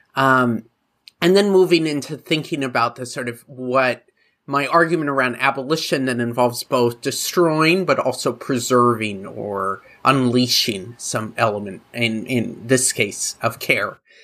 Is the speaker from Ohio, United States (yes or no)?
no; Oregon, United States; I was growing up in Oregon